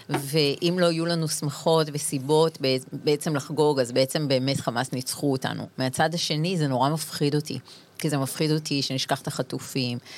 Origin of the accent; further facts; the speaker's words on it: Israel; אנחנו הילדים שחיינו בימי, ביום כיפור, אה, במלחמת לבנון הראשונה, אנחנו, זה הילדות שלנו.